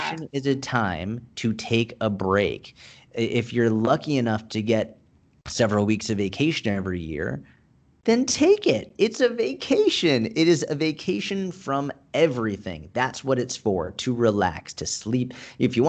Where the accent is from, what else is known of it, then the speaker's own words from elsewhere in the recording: Boston, Massachusetts, United States; moved away; I grew up in Boston